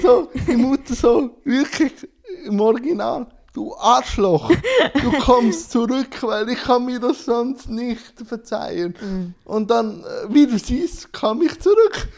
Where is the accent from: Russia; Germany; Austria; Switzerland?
Switzerland; Schwyz; ich bin im Kanton Schwyz geboren